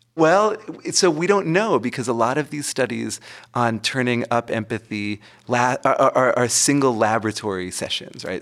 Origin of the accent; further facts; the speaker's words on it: Massachusetts, United States; moved away; my home state of Massachusetts